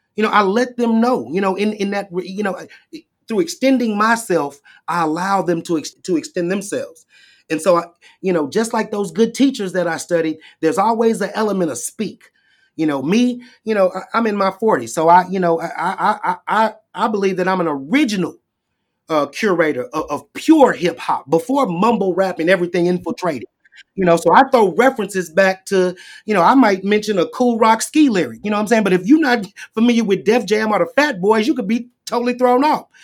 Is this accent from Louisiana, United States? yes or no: yes; Shreveport, Louisiana, United States; I went to Southern University in Shreveport, my hometown